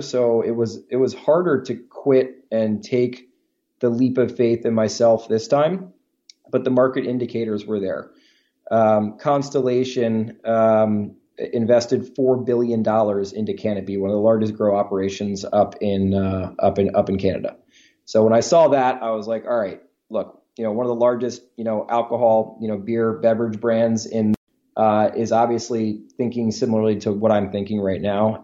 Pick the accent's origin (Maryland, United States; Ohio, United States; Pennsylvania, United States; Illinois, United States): Maryland, United States; Baltimore; we grew up together in Baltimore, Maryland